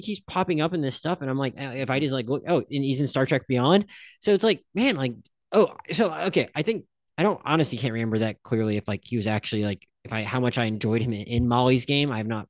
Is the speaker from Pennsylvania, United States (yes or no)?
yes; Philadelphia, Pennsylvania, United States; I really wanted to like it because I'm from Philadelphia.